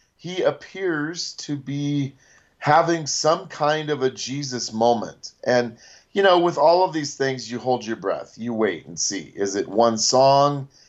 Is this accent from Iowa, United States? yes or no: yes; Ames, Iowa, United States; I was born in Ames, which is where Iowa State is, at Mary Greeley Hospital. and my entire family on my dad's side went to Iowa State. So, I grew up, we had season tickets